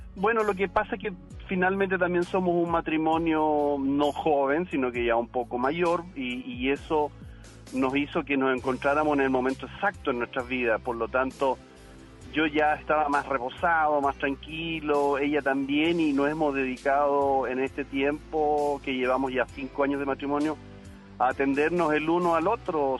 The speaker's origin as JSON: {"language": "Spanish", "country": "Chile", "moved": "yes", "lives_now": "Monterrey, Mexico", "said": "yo soy chileno"}